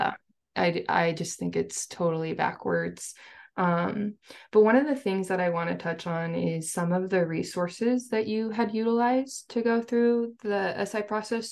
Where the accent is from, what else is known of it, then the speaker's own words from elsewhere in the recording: Seattle, Washington, United States; I'm from Seattle area